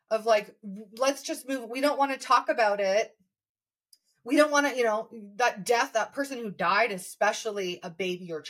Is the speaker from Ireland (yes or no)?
no; Indonesia; when I was living in Indonesia, because we grew up in Indonesia in the 90s, um, and then I moved back as a 25 year old to Jakarta.